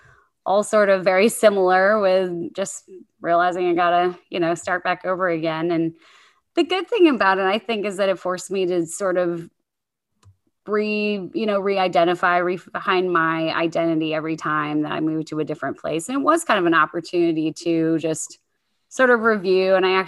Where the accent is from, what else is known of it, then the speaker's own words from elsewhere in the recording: Virginia, United States; born there; also born or lived in Monterey, California; And so I was born in the Hampton Roads area of Virginia, a lot of military operations around there, and then moved to the West Coast when I was too young to appreciate the beauty of Monterey, California at like 2 years old.